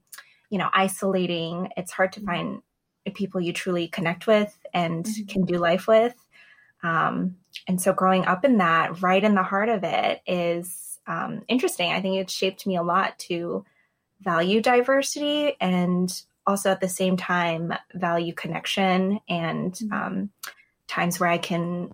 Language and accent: English; New York City, New York, United States; I was born and raised in New York City